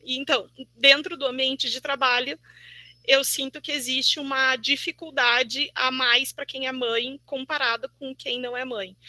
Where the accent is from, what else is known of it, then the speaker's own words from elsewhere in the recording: Brazil; now in Porto Alegre, Brazil; sou de Santa Cruz, moro aqui em Porto Alegre